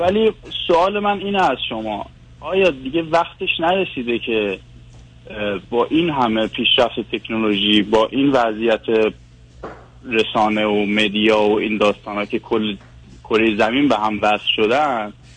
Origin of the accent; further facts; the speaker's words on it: Iran; moved away as an adult; now in Vancouver, Canada; از ونکوور تماس میگیرم 5 ساله که از ایران اومدم ونکوور